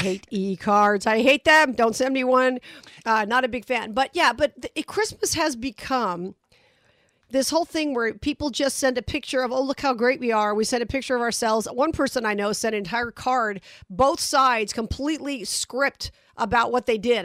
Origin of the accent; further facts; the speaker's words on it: Las Vegas, Nevada, United States; I'm from Vegas